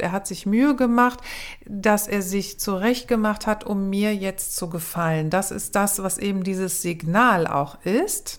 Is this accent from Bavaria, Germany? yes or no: no; Cologne, North Rhine-Westphalia, Germany; ich bin aus Köln